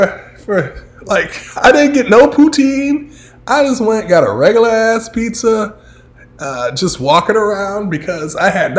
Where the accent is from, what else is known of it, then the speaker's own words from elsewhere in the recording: United States; because I'm American.